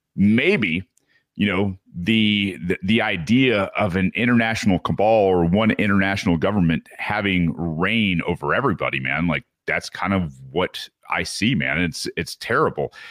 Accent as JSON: {"language": "English", "region": "Michigan", "country": "United States", "tie": "born or raised there", "said": "Michigan, uh, my hometown here"}